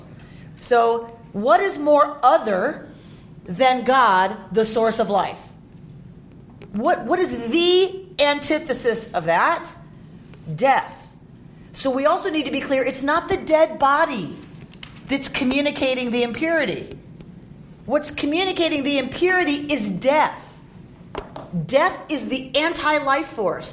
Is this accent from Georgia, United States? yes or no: yes; Atlanta, Georgia, United States; now in Los Angeles, United States; Where I grew up in Atlanta, all the stuff that used to be wooded and green are now strip malls and asphalt.